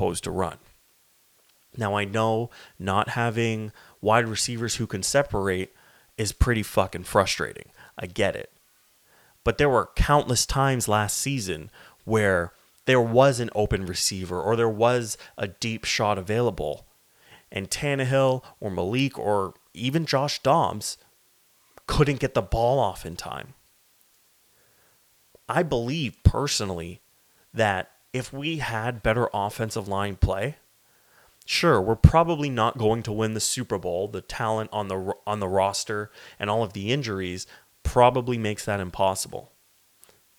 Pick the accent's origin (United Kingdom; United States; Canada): Canada; I am Canadian